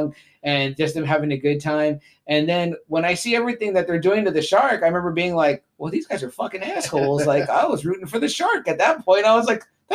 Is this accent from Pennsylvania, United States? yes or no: no; Texas, United States; we're from Texas, so the Gulf is probably where we mainly go.